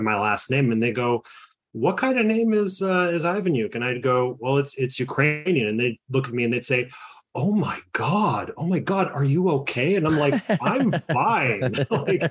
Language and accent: English; Toronto, Ontario, Canada; I was born in Toronto, born and raised